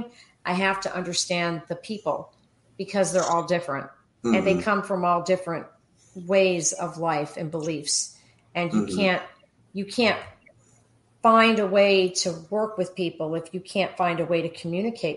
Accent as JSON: {"language": "English", "town": "Miami", "region": "Florida", "country": "United States", "tie": "born or raised there", "also_born_or_lived": "Rome, New York", "said": "I was raised in Miami. So I came to Florida at 4 years old"}